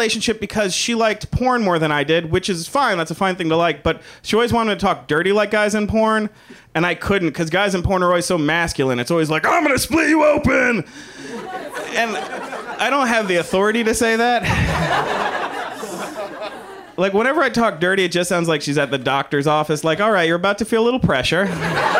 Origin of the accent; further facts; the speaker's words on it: the South, United States; I'm from the South, and I have a bunch of family members